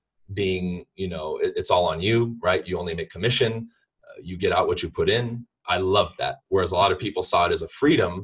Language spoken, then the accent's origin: English; Los Angeles, California, United States; I'm originally from Southern California. I pretty much lived in the LA area and around it my whole life